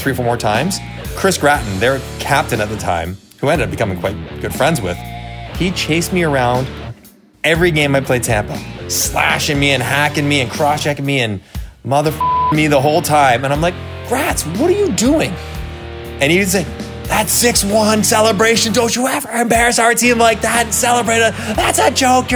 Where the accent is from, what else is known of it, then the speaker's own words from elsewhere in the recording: Toronto, Ontario, Canada; growing up in Toronto